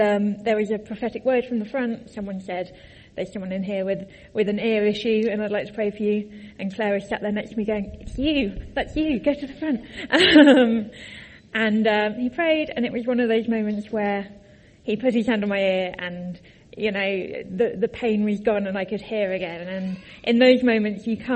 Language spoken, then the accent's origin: English; Tadley, South East England, United Kingdom; moved away as an adult; also born or lived in Cambridge; I grew up in Tadley.